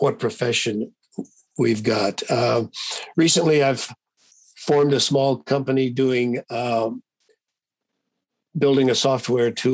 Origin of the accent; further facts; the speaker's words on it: Oregon, United States; moved away; also born or lived in California / Massachusetts / Hawaii; I was born in Oregon. My family were fly fishers.